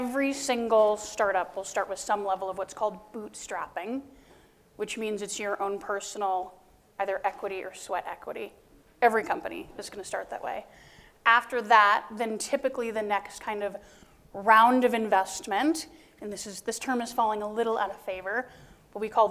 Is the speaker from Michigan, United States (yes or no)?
no; Denver, Colorado, United States; also born or lived in Indiana; I'm a Denver native. I went to the University of Notre Dame undergrad, got a chemistry undergraduate major, then came back to my hometown